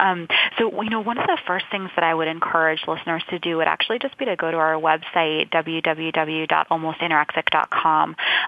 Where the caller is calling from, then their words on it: Boston, Massachusetts, United States; I'm calling in from Boston.